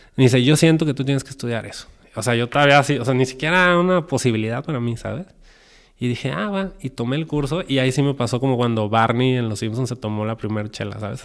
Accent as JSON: {"language": "Spanish", "town": "Guadalajara", "region": "Jalisco", "country": "Mexico", "said": "soy de Guadalajara, soy mexicano."}